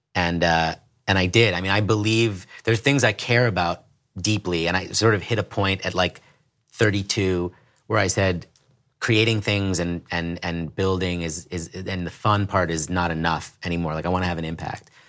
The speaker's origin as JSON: {"language": "English", "town": "New York City", "region": "New York", "country": "United States", "tie": "born or raised there", "said": "I grew up in the East Village in New York City"}